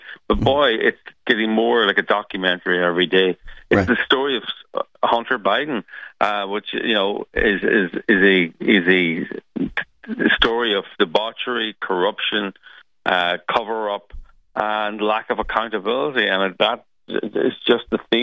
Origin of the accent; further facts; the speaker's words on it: Ireland; being Irish